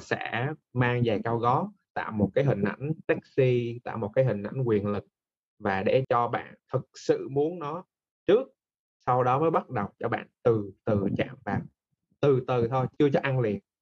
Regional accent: Da Nang, Vietnam; now in Ho Chi Minh City, Vietnam; mình là người Đà Nẵng và mình đang đang làm việc tại thành phố Hồ Chí Minh

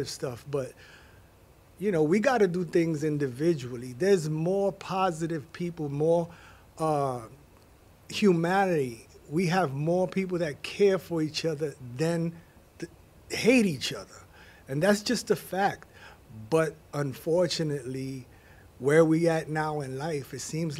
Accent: New York City, New York, United States; I grew up in the Bronx. I'm from the Bronx

